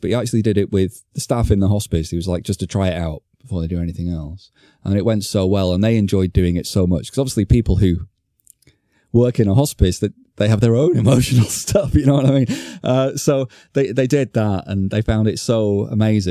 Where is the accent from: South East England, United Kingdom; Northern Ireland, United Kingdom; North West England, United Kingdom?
North West England, United Kingdom; Blackpool; moved away; I'm going to Blackpool. for the weekend, and taking my daughter to see the delights of my hometown for the first time